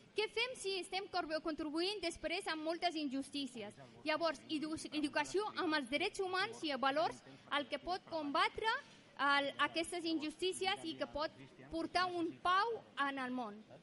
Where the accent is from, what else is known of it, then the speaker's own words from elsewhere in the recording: Afghanistan; moved away; jo sóc d'Afganistan